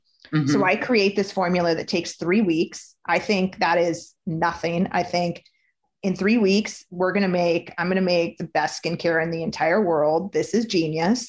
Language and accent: English; Napa Valley, California, United States; coming from where I was coming from Napa Valley